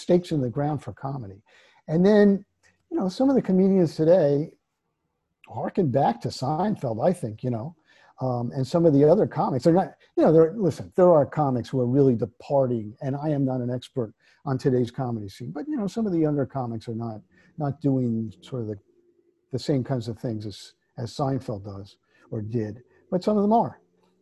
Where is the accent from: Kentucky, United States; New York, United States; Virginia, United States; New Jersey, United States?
New Jersey, United States; Jersey Shore; I grew up on the Jersey Shore